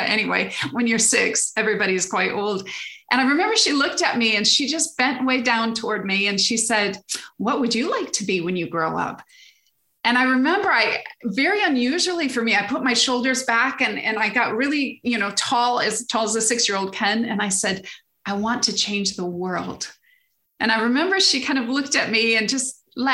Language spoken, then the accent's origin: English; Michigan, United States; moved away as an adult; now in England, United Kingdom; I grew up in Michigan, lived in Michigan all my life until 30 something, early 30s when I moved over to England